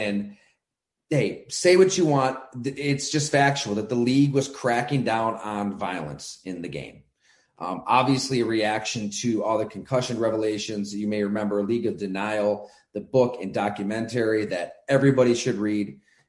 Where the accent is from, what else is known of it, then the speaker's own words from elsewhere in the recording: Ellicottville, New York, United States; also born or lived in Bradford, Pennsylvania; I grew up in Western New York, played high school ball at Ellicottville